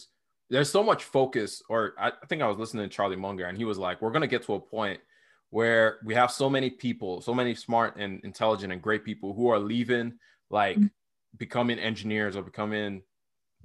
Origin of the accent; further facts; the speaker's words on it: Nigeria; now in United States; I grew up in Nigeria